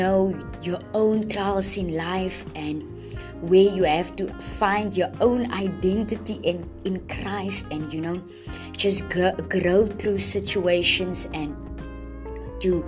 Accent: Friedendal, South Africa; I am from Friedendal. And Friedendal is a small town, where I grew up

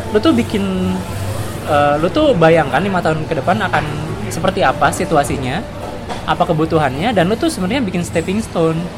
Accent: Bandung, West Java, Indonesia; Gua S M A-nya di Bandung

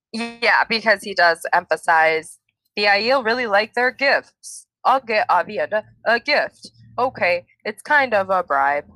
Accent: Minnesota, United States; growing up in Minnesota

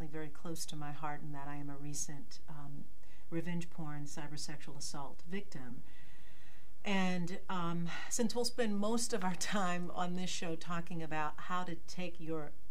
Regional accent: Detroit, Michigan, United States; born and raised in Detroit.

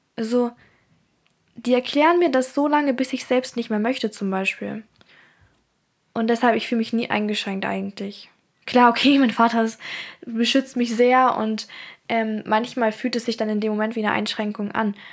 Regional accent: Germany; first language German; Ich bin auch in Deutschland geboren und deswegen ist auch Deutsch meine Muttersprache.

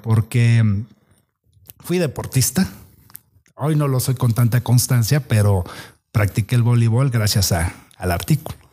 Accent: Tierra Blanca, Veracruz, Mexico; also born or lived in Córdoba, Veracruz; somos oriundos de Tierra Blanca, Veracruz

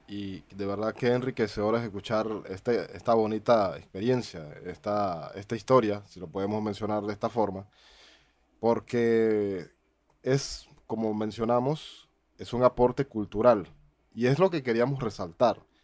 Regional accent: Panama; en mi país

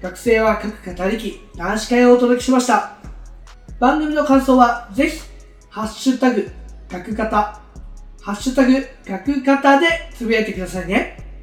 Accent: Oita, Japan; moved away as an adult; now in Fukuoka, Japan; 僕は大分県出身、現在二十歳です、大学は福岡大学に通っておりまして

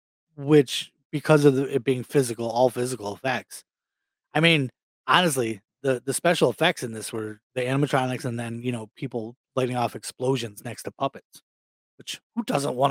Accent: Buffalo, New York, United States; I'm from Buffalo

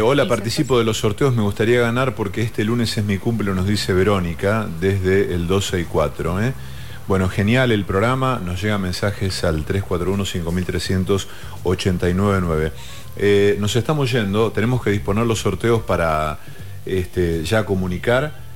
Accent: Villa Cañás, Santa Fe, Argentina; moved away; yo nací en Villacañas, que es una localidad que está al sudeste de la provincia de San

